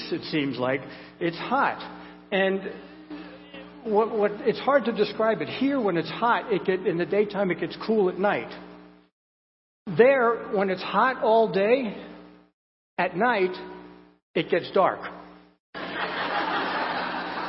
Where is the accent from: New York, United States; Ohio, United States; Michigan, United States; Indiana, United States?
New York, United States; moved away as an adult; now in South Carolina, United States; I grew up in New York where they say bia, you know, for beer.